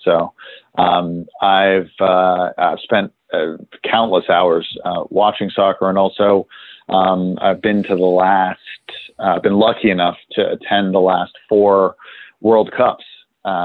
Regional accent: London, United Kingdom; also born or lived in New York; Even though I was born in New York, I grew up, spent 5 years living in London when I was younger. So my first memories are of London, and also of trading floors in London.

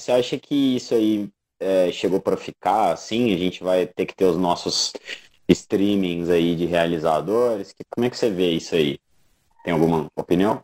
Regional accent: Brazil; a gente como bons brasileiros, latino-americanos

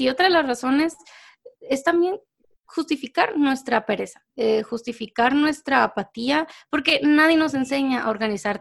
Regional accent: Mexico; now in Guatemala; yo soy mexicana, vivo en Guatemala, pero soy mexicana

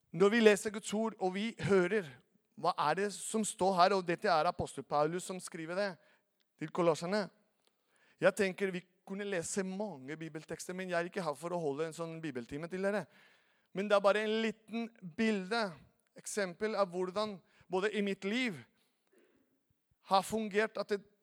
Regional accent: Venezuela; Norwegian is a second language; now in Norway; er opprinnelig fra Venezuela

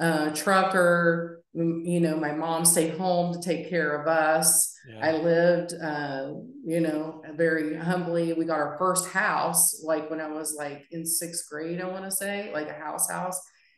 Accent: West Virginia, United States; I'm, like I said, I'm from West Virginia. I mean, I was just a girl with big dreams

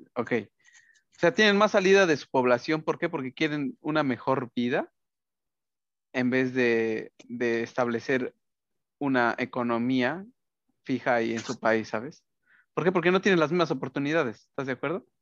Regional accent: Mexico; now in United States; así somos los mexicanos

